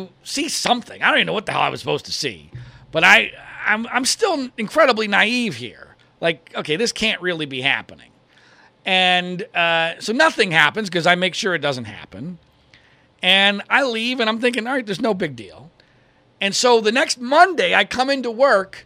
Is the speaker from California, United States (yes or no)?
no; Washington Crossing, Pennsylvania, United States; moved away as an adult; also born or lived in Philadelphia, Pennsylvania / Louisville, Kentucky; my home where I grew up in Washington Crossing, Pennsylvania